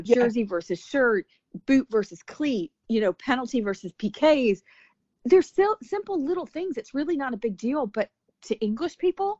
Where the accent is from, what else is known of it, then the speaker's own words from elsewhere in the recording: United States; being American